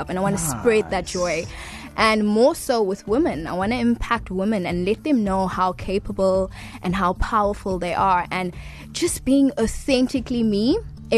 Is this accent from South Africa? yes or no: yes; Durban, KwaZulu-Natal, South Africa; also born or lived in Hillcrest / Hillary; I am born and raised in Durban.